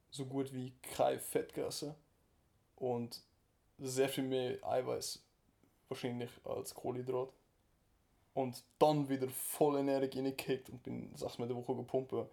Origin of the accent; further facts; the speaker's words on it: Germany; Ich bin Deutscher